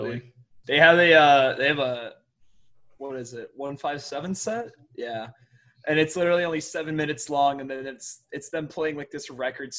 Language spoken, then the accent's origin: English; Virginia Beach, Virginia, United States; moved away; I'm from Virginia Beach originally